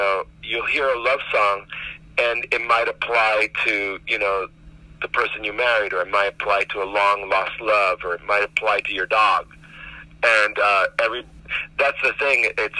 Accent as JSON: {"language": "English", "town": "Miami", "region": "Florida", "country": "United States", "tie": "born or raised there", "said": "that's the project that I grew up in Miami."}